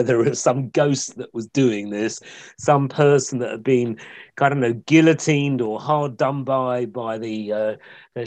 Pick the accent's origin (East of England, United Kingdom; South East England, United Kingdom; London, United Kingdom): East of England, United Kingdom; Essex; moved away; I grew up in Essex